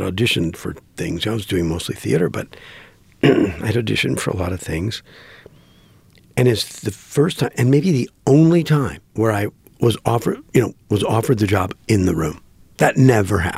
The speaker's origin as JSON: {"language": "English", "town": "Green Bay", "region": "Wisconsin", "country": "United States", "tie": "born or raised there", "said": "I grew up in Green Bay, Wisconsin"}